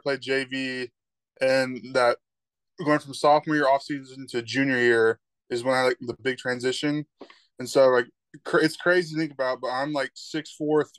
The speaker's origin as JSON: {"language": "English", "town": "Denton", "region": "Texas", "country": "United States", "said": "I'm from Denton, Texas"}